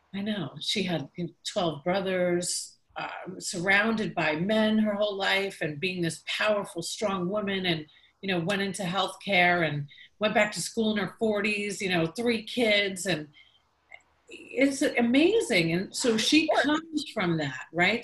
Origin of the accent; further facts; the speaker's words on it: Long Island, New York, United States; moved away as an adult; now in Tampa Bay, United States; I was from New York